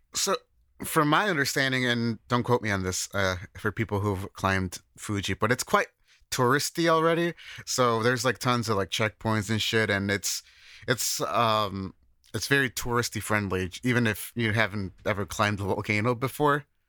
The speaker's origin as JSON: {"language": "English", "region": "Midwest", "country": "United States", "moved": "as an adult", "lives_now": "Japan", "said": "I'm from the Midwest, we don't get, we don't really get earthquakes"}